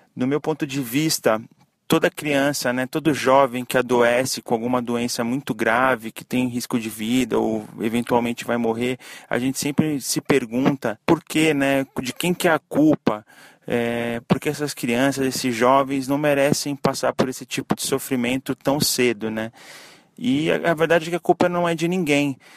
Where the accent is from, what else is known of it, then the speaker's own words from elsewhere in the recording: Santos, São Paulo, Brazil; sou de Santos, São Paulo